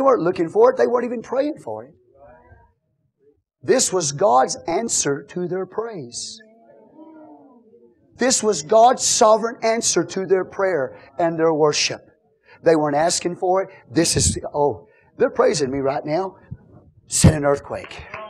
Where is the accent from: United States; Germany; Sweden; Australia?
United States; I'm an American